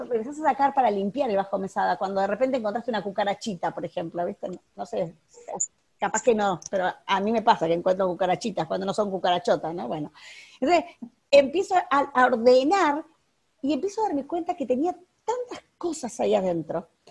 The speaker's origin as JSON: {"language": "Spanish", "country": "Uruguay", "said": "no soy argentina, soy uruguaya"}